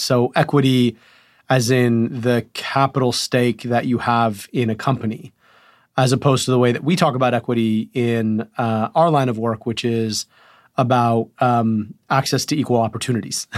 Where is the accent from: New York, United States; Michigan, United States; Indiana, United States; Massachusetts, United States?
Michigan, United States; Rochester Hills; I was born in Crittenton Hospital in Rochester Hills, Michigan